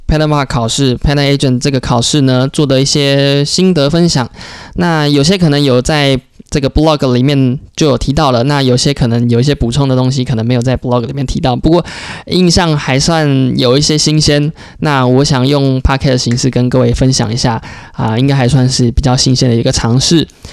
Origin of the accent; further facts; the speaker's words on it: Taiwan; moved away as an adult; also born or lived in United States; 我们台湾人